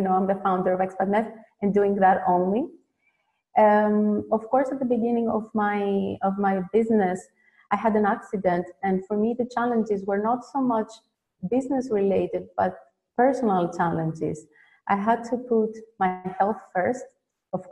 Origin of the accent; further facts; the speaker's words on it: Greece; moved away as an adult; now in Netherlands; I was born and raised in Greece